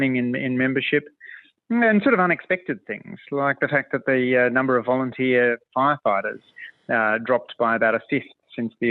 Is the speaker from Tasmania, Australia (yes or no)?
no; Waterfall, New South Wales, Australia; I grew up in Waterfall in the south of Sydney